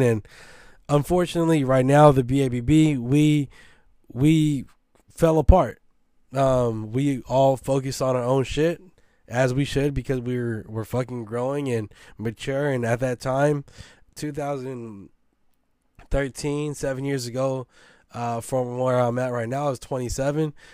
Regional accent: San Francisco, California, United States; I'm from Baby Hunter's Point

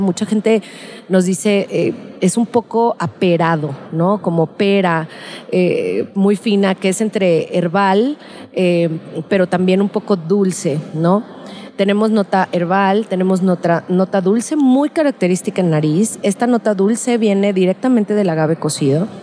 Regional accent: Guadalajara, Jalisco, Mexico; soy de Guadalajara y tequilera de toda la vida.

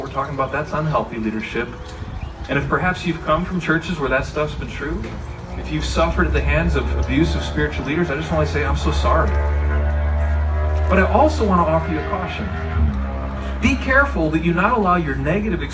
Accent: Wisconsin, United States; now in Texas, United States; I grew up in Wisconsin

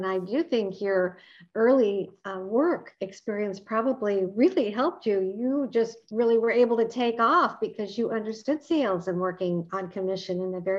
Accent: Omaha, Nebraska, United States; I grew up in Omaha, Nebraska.

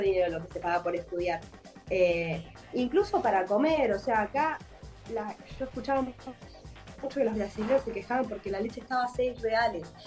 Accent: Argentina; moved away as an adult; now in Búzios, Brazil; Como en Argentina yo, la verdad que clase media vivía, podía vivir, se podía vivir, o sea, yo vivo como si viviera en mi país

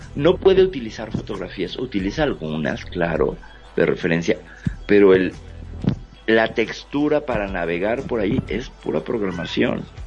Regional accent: Mexico; acá en México

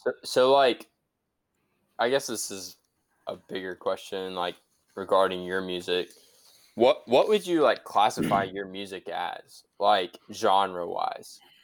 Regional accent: South Carolina, United States; we're from South Carolina

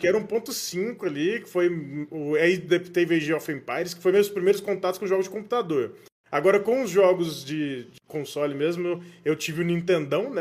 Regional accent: Goiás, Brazil; moved away as an adult; also born or lived in São Paulo; voltei para Goiás, né, minha terra natal

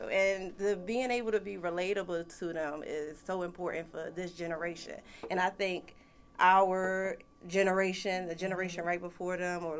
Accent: Philadelphia, Pennsylvania, United States; I'm from North Philly.

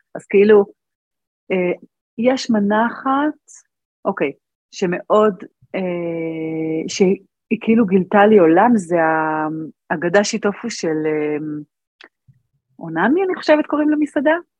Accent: Arad, Southern District, Israel; גדלתי בערד, ואני הייתי בת שמונה

